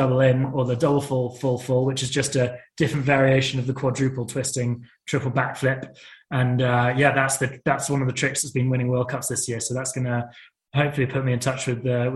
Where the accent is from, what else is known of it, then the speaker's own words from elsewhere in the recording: United Kingdom; being a British athlete